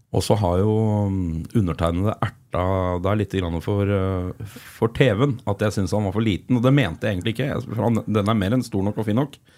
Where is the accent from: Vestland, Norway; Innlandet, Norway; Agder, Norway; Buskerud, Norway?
Innlandet, Norway; Flisa; som smågutt eh, vokste opp på Flisa